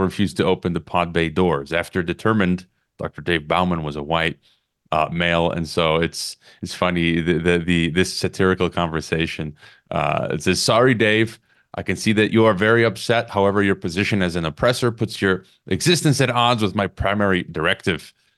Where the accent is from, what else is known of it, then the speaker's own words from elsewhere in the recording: United States; now in Mexico; I'm an American down here in Mexico